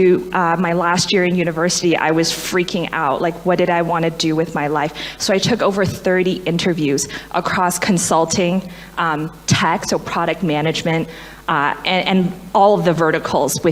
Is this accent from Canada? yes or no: yes; Canada; moved away as an adult; also born or lived in China; now in Boston, United States; I was born in China, an immigrant from the age of 6 to Canada